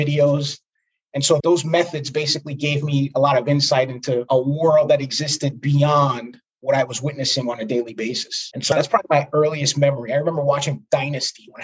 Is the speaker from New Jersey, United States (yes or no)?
no; New York City, New York, United States; I was born and raised in Brooklyn, New York